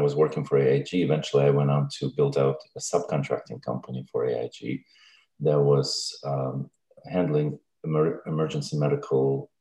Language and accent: English; Russia; also born or lived in Stevens Point, Wisconsin / Brighton; now in Virginia, United States; I'm originally from Russia, and I speak Russian, English